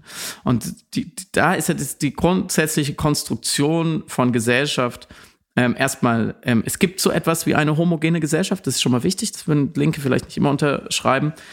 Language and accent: German; Germany; als Deutscher